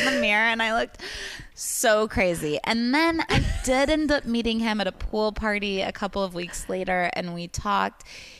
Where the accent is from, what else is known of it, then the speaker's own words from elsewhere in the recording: Kansas, United States; It's Kansas. It's probably actually KU.